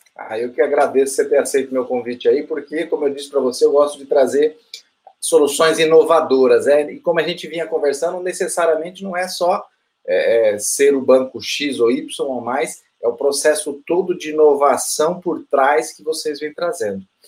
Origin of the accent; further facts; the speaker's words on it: Brazil; como brasileiro